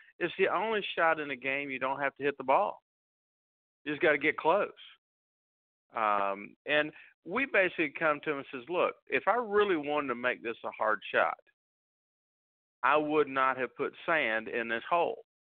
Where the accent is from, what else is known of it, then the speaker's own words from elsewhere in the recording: Northwest Florida, United States; I grew up in Northwest Florida